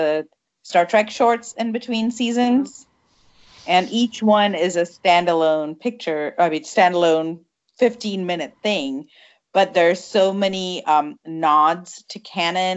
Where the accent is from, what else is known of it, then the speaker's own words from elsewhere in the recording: Malaysia; moved away; I grew up in Malaysia, and we had three TV channels